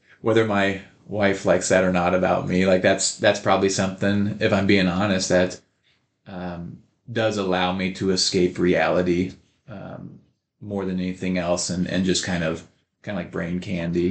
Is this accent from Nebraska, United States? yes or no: yes; Odell, Nebraska, United States; also born or lived in Beatrice, Nebraska; now in McCool Junction, United States; growing up in Odell, Nebraska